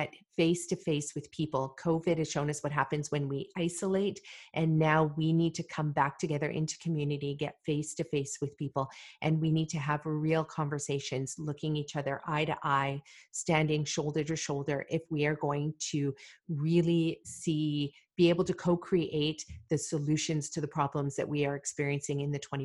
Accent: Malawi; now in Canada; I was born in Malawi, Africa.

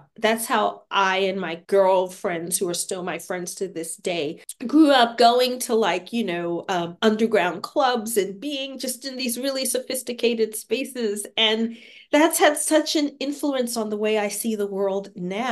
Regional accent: New York City, New York, United States; moved away as an adult; also born or lived in Paris, France / Santa Fe, New Mexico / Albuquerque, New Mexico / San Francisco Bay Area, California; now in Seattle, United States; I'm a native New Yorker. I was born and raised in New York

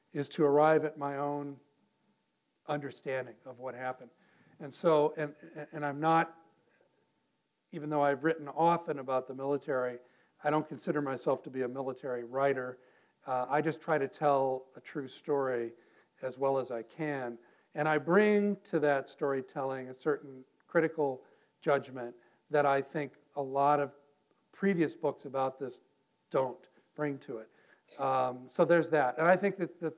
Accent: United States; I'm an American.

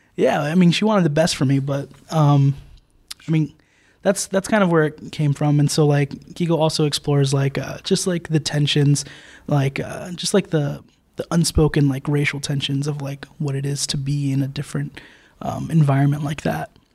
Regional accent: New Jersey, United States; also born or lived in New York City; I grew up, um, I grew up in Jersey

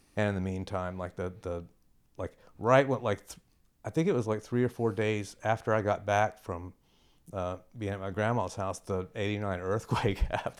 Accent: Rosenberg, Texas, United States; moved away as an adult; also born or lived in Houston, Texas / Boston, Massachusetts / Western Massachusetts; I was born in Rosenberg

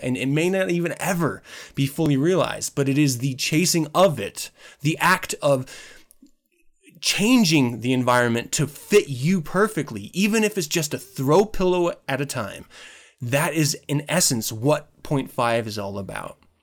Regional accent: Utah, United States; I really loved about growing up in Utah

